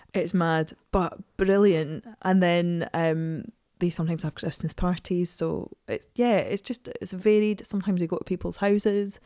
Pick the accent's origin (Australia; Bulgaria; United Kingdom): United Kingdom; Edinburgh, Scotland; I'm from Edinburgh.